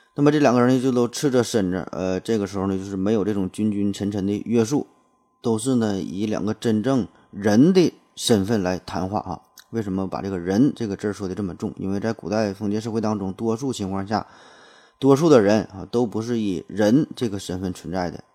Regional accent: China; 我很荣幸我生在一个厉害国

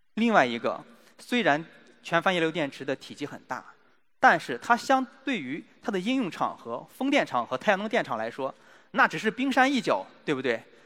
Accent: China; 我们中国人

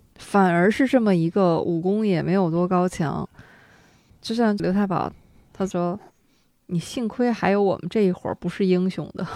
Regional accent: Shenyang, Liaoning, China; 解放后呢，就要说到我们的家乡了

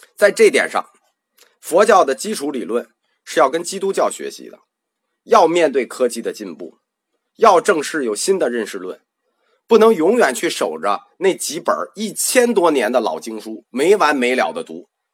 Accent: China; 我们中国人就翻译食神、魂灵

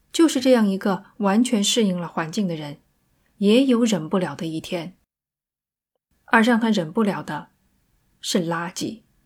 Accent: China; 我们中国人

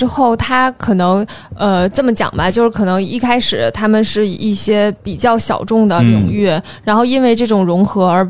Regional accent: Beijing, China; 我从小在北京土生土长

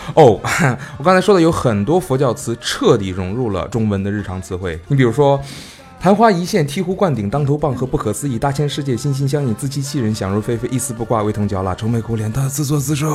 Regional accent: China; 我们中国人

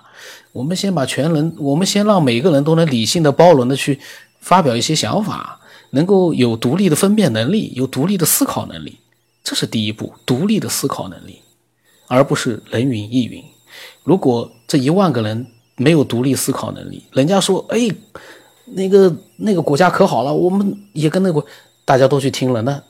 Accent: China; 我们中国人自己也搞不明白啊。

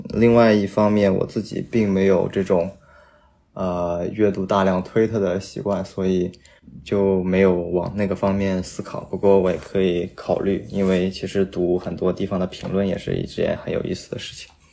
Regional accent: Nanjing, Jiangsu, China; 我的家乡南京

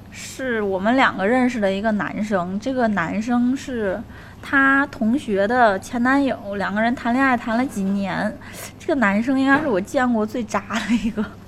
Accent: Tianjin, China; 我是来自天津的

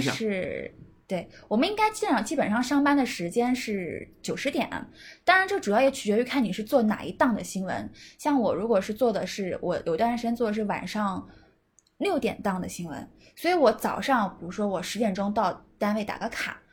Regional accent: Nanjing, Jiangsu, China; 我作为南京人，我经常会呢呢不分

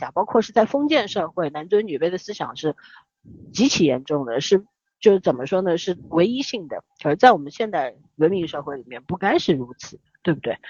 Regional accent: Shanghai, China; also born or lived in Beijing; 那个时候我从北京，我差不多六岁不到回上海的时候，住在长宁区嘛

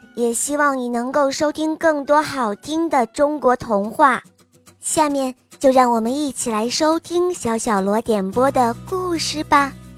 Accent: United States; Chinese is a second language; 我今年五岁了，我来自美国

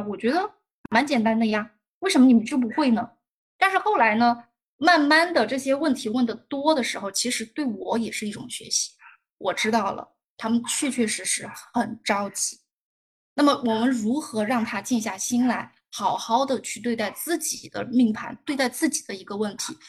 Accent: Chengdu, Sichuan, China; 但是我们都是成都人

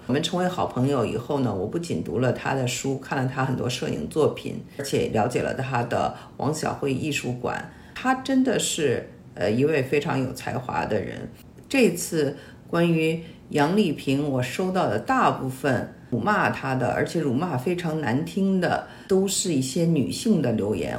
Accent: Beijing, China; moved away; also born or lived in United States / Shanghai; 我小的时候在北京长大，后来就到美国

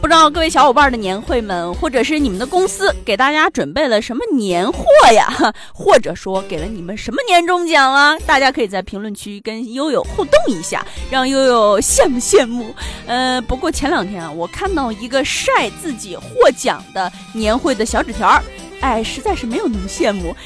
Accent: northern China, China; 因为我是个北方人

